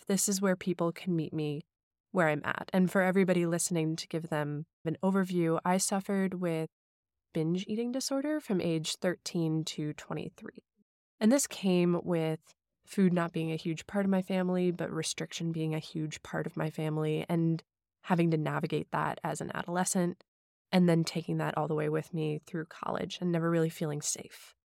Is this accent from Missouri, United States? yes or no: yes; St. Louis, Missouri, United States; also born or lived in Hong Kong; I grew up in Saint Louis, Missouri, but then for about five to six years in the middle of my childhood, we were expats in Hong Kong